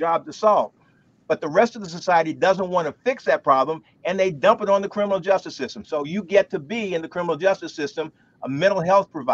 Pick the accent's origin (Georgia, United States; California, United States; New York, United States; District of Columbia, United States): District of Columbia, United States; Washington; in my hometown, Washington, D.C.